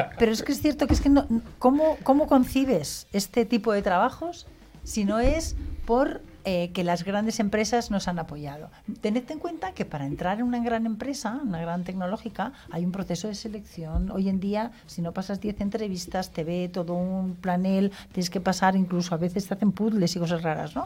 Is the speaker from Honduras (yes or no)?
no; Spain; nosotros que somos españoles